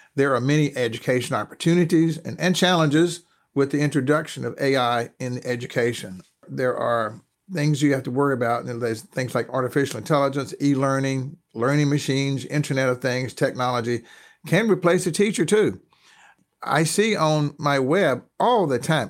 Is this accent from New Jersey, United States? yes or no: no; North Carolina, United States; I'm a Southerner. I'm from North Carolina.